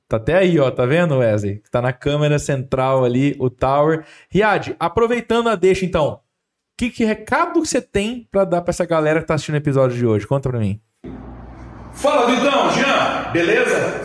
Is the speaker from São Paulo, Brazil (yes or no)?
yes; Ribeirão Preto, São Paulo, Brazil; moved away as an adult; now in Franca, Brazil; eu sou de Ribeirão Preto, né? Sim. né? Vim para Franca em 2018